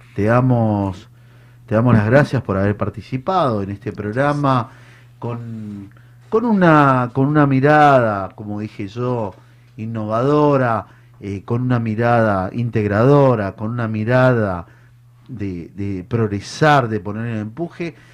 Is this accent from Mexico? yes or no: no; Argentina; como, como Argentina